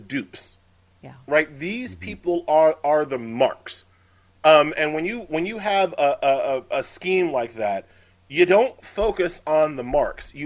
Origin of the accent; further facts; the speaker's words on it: Long Island, New York, United States; I grew up on Long Island.